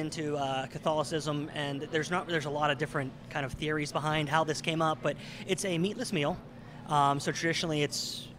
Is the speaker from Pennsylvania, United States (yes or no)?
yes; Monongahela, Pennsylvania, United States; also born or lived in Pittsburgh / Eighty Four, Pennsylvania; I'm from Monongahela, and I currently live in 84. So I'm a local.